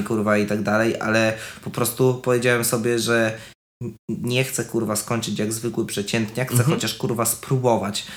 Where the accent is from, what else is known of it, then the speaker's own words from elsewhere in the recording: Milicz, Lower Silesian Voivodeship, Poland; moved away; dorastałem w kulcie czegoś takiego, że jeżeli ja nie będę odważny, to ja zostanę w miliczu